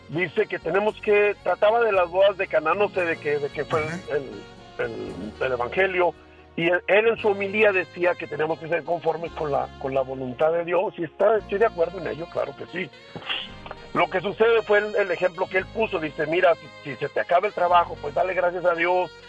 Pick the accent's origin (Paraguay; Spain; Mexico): Mexico; Durango; Yo, soy de Durango, Durango.